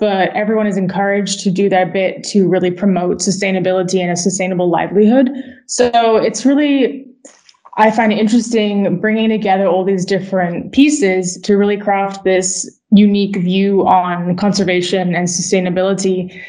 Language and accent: English; Switzerland; also born or lived in United States; I grew up as a Brit living in the U.S. and living in Switzerland, where I spent most of my formative years, and then also living in the U.S.